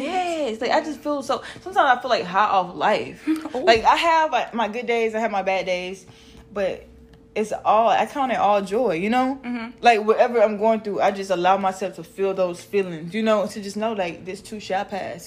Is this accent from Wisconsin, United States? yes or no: no; Mississippi, United States; accent: country; I'm from Mississippi, y'all, so I'm country as fuck